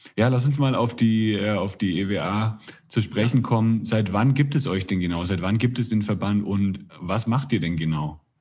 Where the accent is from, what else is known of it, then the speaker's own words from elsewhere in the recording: Roßtal, Bavaria, Germany; moved away as an adult; now in Mexico; da bin ich aufgewachsen in der Nähe